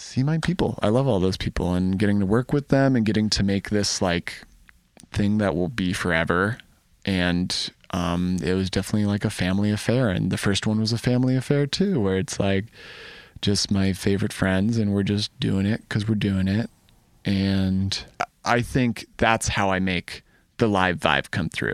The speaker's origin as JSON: {"language": "English", "town": "Ann Arbor", "region": "Michigan", "country": "United States", "tie": "born or raised there", "said": "I'm from Ann Arbor, I grew up"}